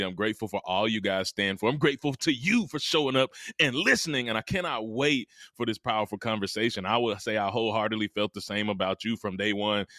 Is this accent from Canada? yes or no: no; Mississippi, United States; I'm from Mississippi, the heart of the South